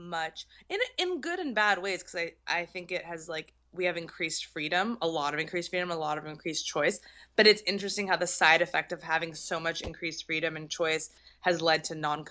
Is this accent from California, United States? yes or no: yes; Torrance, California, United States; accent: Valley girl; also born or lived in San Fernando Valley; I'm from Torrance technically, but like I'm basically a Valley girl, you know, that's how I learned how to speak.